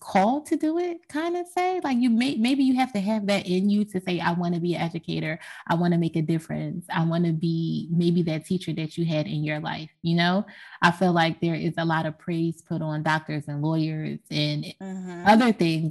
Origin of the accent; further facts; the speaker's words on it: Philadelphia, Pennsylvania, United States; born and raised in North Philly